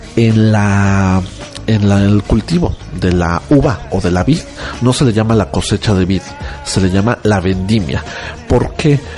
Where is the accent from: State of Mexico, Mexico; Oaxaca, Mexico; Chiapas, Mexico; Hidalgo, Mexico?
Oaxaca, Mexico; Como buen oaxaqueño